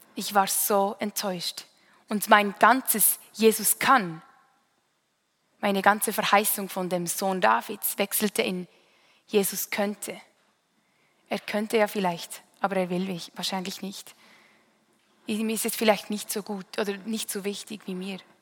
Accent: Münsingen, Bern, Switzerland; Ich bin in Münsingen aufgewachsen, eine Stadt nahe bei Bern

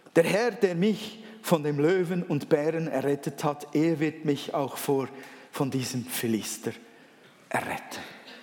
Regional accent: Switzerland; accent: Swiss German; first language Swiss German; Erstens einmal bin ich ja Schweizer. Schweizerdeutsch ist eigentlich meine Muttersprache.

